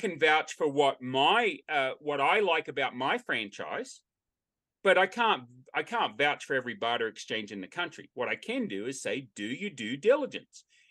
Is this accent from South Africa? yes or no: no; Australia; now in United States; I'm an Australian and I say Australian by birth, American by choice